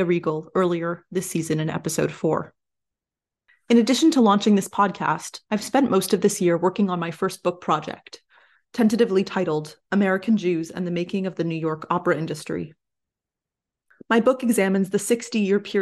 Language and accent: English; Canada; I am a Canadian historical musicologist